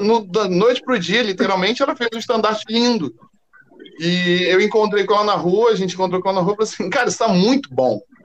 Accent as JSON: {"language": "Portuguese", "region": "Rio de Janeiro", "country": "Brazil", "said": "eu sou aqui do Rio mesmo"}